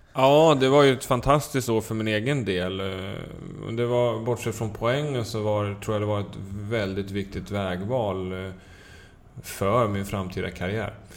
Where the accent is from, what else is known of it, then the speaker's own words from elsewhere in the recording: Södertälje, Stockholm County, Sweden; Jag växte upp i Södertälje